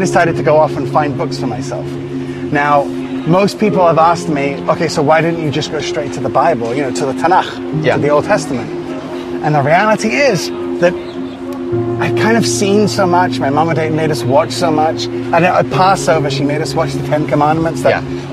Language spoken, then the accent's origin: English; England, United Kingdom; now in Israel; I was born here in Israel, but then because my mother was Moroccan and my dad was Scottish, we ended up moving to England